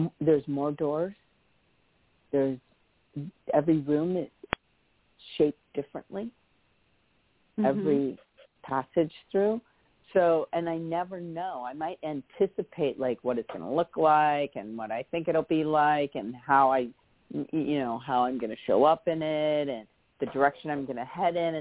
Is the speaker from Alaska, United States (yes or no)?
no; California, United States; moved away; also born or lived in Hawaii; I'm originally from California. I moved to Hawaii. I never thought I'd ever move back here to California.